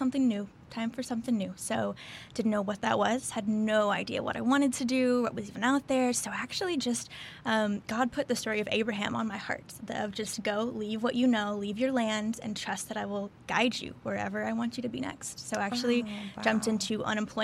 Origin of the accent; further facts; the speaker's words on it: Arkansas, United States; moved away as an adult; now in Houston, United States; I grew up in Arkansas, actually, small town, middle of nowhere, pretty much